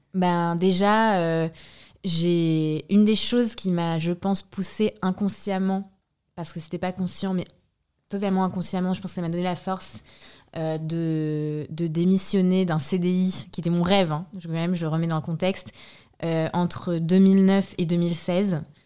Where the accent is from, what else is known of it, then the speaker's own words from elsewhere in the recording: France; also born or lived in Transylvania, Romania; now in Paris, France; j'ai grandi en France